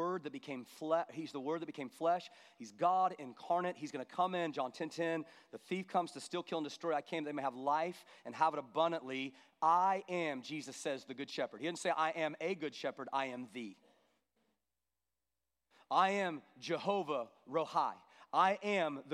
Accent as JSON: {"language": "English", "country": "United States", "said": "as American Christians"}